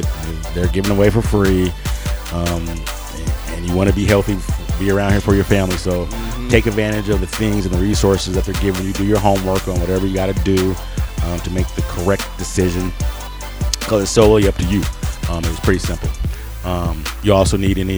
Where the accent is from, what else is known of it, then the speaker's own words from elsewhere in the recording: Colorado, United States; I'm like, from Colorado